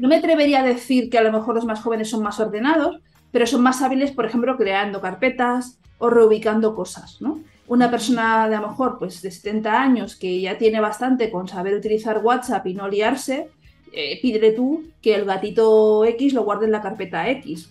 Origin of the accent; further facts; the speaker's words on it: Catalonia, Spain; yo como soy catalana